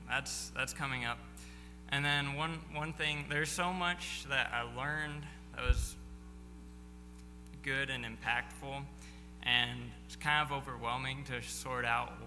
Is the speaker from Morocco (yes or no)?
yes; Fez, Fès-Meknès, Morocco; also born or lived in United States; well, you know, I grew up in Morocco, haven't lived too much in the U.S.